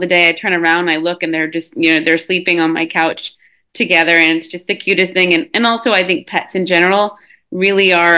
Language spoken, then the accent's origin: English; Texas, United States; born and raised in Texas